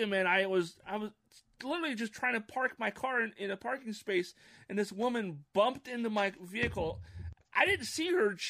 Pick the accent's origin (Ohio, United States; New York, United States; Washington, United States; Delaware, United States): Washington, United States; Issaquah; my hometown of Issaquah.